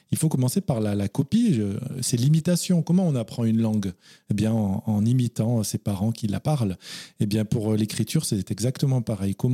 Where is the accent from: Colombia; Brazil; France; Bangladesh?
France; Narbonne / Carcassonne area, Occitania; l'Occitanie, oui, dont bah on est originaire tous les deux moi, je suis plus du côté Narbonnais, Carcassonnais. D'accord. Bah, ma mère est de Carcassonne et ah mes, grands-parents étaient à Carcassonne, donc j'allais passer tous mes étés à Carcassonne.